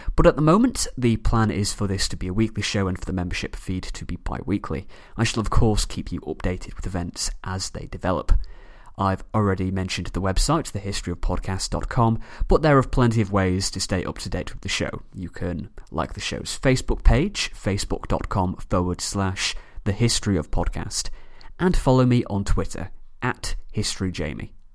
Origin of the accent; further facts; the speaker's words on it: Manchester, North West England, United Kingdom; from Manchester, England